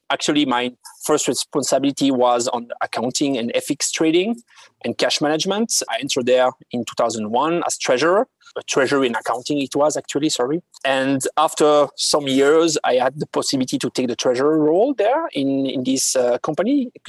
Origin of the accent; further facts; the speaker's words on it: Neuchâtel, Switzerland; I'm born and raised in Neuchâtel, with part in the middle of the watch and jewelry region of Switzerland.